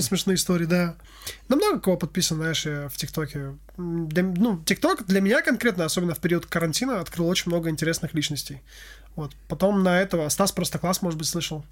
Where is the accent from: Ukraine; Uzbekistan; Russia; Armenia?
Armenia; я армянин